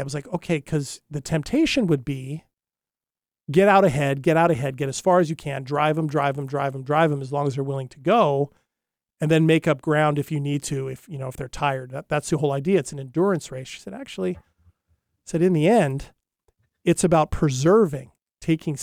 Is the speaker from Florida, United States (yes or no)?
no; Hawaii, United States; I grew up in Hawaii